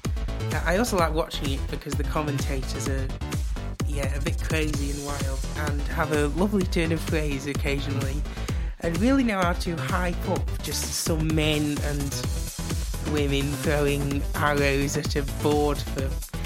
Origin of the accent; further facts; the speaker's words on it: Leek, West Midlands, United Kingdom; I am from Leek, / Stoke